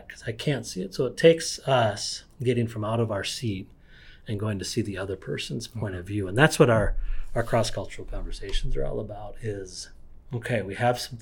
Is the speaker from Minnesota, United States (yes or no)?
yes; northern Minnesota, United States; I grew up in a town in northern Minnesota